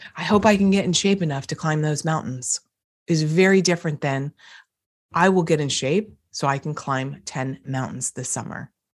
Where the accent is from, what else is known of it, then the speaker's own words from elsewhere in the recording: East Coast, United States; accent: East Coast; my East Coast accent comes up every now and again when I'm tired